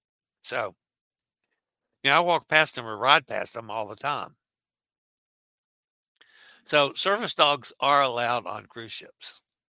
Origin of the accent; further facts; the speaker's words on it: Gambia; I'm from Gambia.